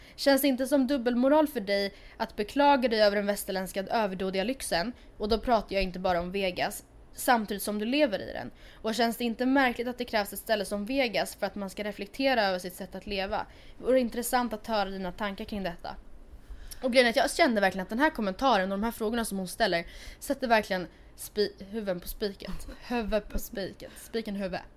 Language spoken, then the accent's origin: Swedish; Sweden; also born or lived in Stockholm; Två simpla influencers från Sweden